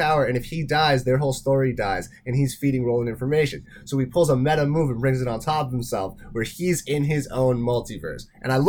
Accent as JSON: {"language": "English", "town": "Toronto", "region": "Ontario", "country": "Canada", "also_born_or_lived": "New York", "said": "I'm from Toronto."}